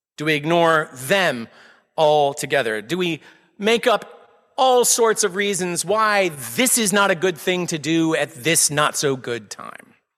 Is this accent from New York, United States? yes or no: no; Austin, Texas, United States; moved away as an adult; now in Needham, United States; I was born and raised in Austin, Texas, multiple generations of my family there.